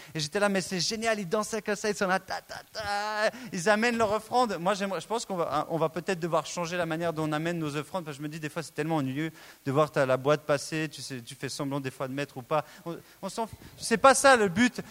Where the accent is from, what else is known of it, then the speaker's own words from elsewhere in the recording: Switzerland; Je suis né en Suisse